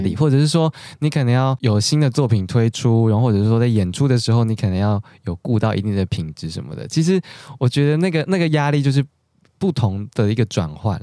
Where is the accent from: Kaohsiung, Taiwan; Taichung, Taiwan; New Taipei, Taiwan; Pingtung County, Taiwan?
Taichung, Taiwan; now in Taipei, Taiwan; 我是台中人，我现在自己在台北